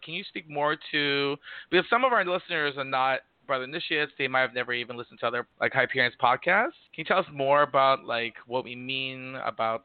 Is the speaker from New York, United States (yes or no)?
yes; New York, United States; I am from New York